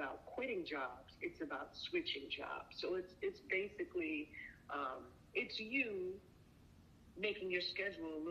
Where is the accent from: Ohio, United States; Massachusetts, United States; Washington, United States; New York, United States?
New York, United States; now in California, United States; I come from New York